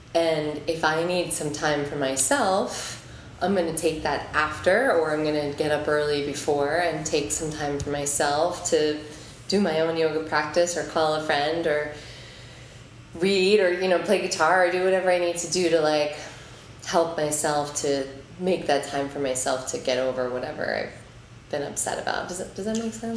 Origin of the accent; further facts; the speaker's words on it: Omaha, Nebraska, United States; now in New York, United States; I'm from Omaha, I've been here for twelve years